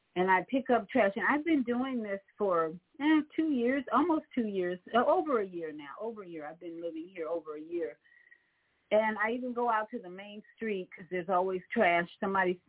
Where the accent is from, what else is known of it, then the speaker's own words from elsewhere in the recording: Chicago, Illinois, United States; also born or lived in Orlando, Florida; now in Florida, United States; my hometown of Chicago